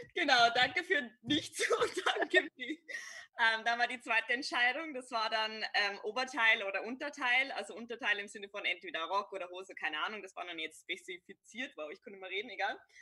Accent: Upper Bavaria, Germany; now in Vienna, Austria; Also ich bin ein, ein Bayer, ich würde jetzt nicht ganz spezifizieren, wo ich herkomme, aber nur so viel, ich komme aus Oberbayern.

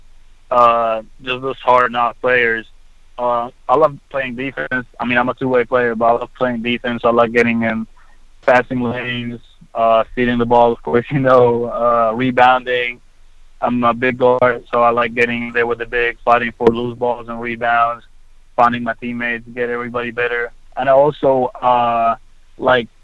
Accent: Egypt; also born or lived in Texas; now in United States; born and raised in Egypt and growing up in Egypt and then moving here to pursue my dream of playing basketball

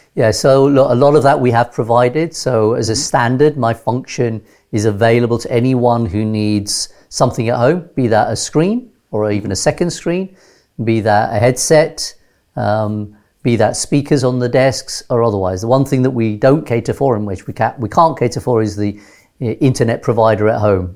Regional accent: London, United Kingdom; moved away as an adult; also born or lived in Nairobi, Kenya / Teesside, North Yorkshire / Switzerland / Gujarat, India (ancestry); at age six, uh, we came to London

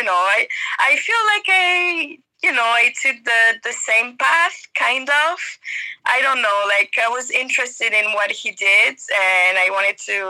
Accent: Paris, Île-de-France, France; English is a second language; moved away as an adult; also born or lived in Bordeaux; now in Vietnam; I was born in Paris. So I'm from Paris.

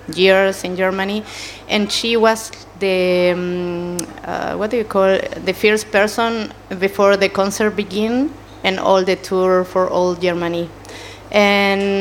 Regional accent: Chile; English is a second language; moved away; I come from Chile, South America.

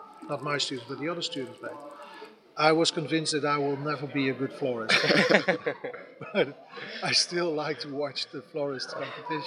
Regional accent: Netherlands; I'm from the Netherlands

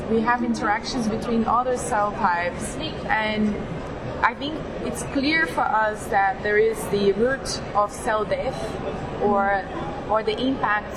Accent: Brazil; also born or lived in London; I went back to Brazil

